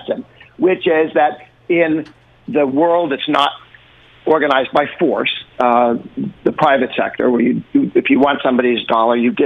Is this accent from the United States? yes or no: yes; Massachusetts, United States; I'm actually from Massachusetts